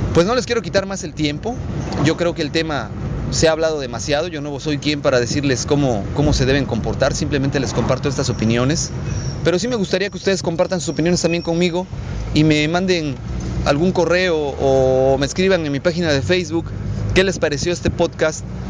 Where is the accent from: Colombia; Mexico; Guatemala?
Mexico; Estoy muy orgulloso de pertenecer a este país, tener esta bandera, ser mexicano, decir que soy mexicano